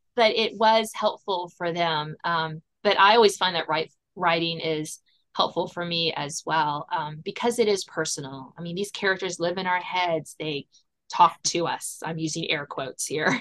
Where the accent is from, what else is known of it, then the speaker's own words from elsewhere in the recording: south of Richmond, Virginia, United States; I am a Virginia native, born and bred, grew up south of Richmond